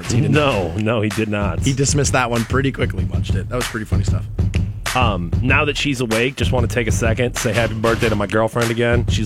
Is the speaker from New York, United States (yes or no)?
no; Garfield Heights, Ohio, United States; I was born in Garfield Heights.